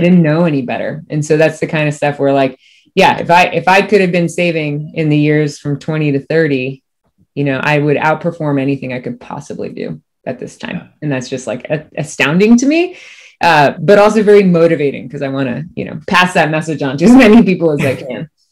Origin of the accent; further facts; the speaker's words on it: Cocoa Beach, Florida, United States; also born or lived in Miami / Merritt Island / DeLand; I'm born and raised. I'm from Miami, and then grew up in Cocoa Beach area